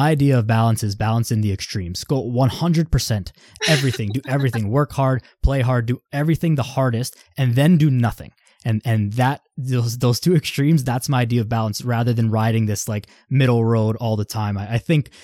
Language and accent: English; Vaughan, Ontario, Canada; I'm from Vaughan, grew up there in high school, all my friends and whatever, all there